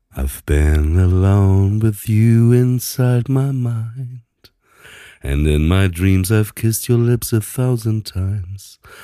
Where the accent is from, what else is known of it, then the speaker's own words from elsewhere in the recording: Papenburg, Lower Saxony, Germany; moved away; ich bin ja in, auch auf dem Land groß geworden